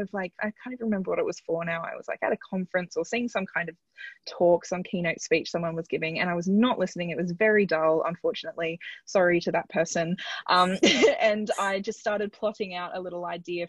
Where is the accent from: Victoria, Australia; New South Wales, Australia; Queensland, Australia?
Queensland, Australia; Sunshine Coast; moved away as an adult; also born or lived in London; I'm from the Sunshine Coast in Queensland, which is really lovely place